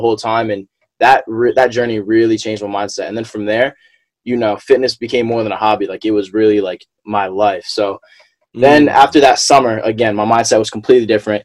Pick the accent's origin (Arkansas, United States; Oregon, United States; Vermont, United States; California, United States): Vermont, United States; moved away as an adult; also born or lived in Philadelphia; growing up in Vermont, predominantly white state, you know, I was always, you know, one of the only black kids